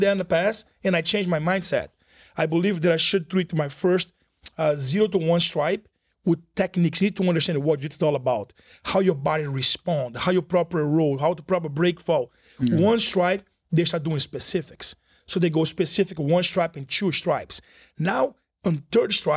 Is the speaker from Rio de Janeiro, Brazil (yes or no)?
yes; Rio de Janeiro, Brazil; also born or lived in Boston; now in South Florida, United States; I'm from Rio de Janeiro, Brazil, born and raised.